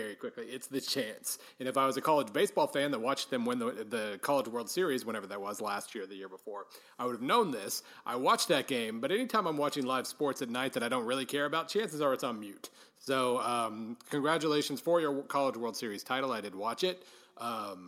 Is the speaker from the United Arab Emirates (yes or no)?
no; Oklahoma, United States; moved away; I grew up in Oklahoma